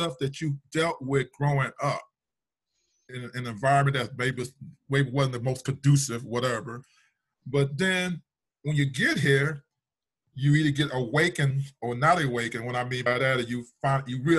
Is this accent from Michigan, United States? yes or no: yes; Detroit, Michigan, United States; now in Minnesota, United States; I was born in Detroit